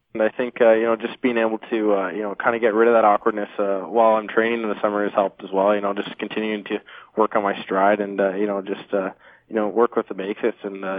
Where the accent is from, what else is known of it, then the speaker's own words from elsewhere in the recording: Vancouver, British Columbia, Canada; I'm from Vancouver, so it's nice to play for your hometown.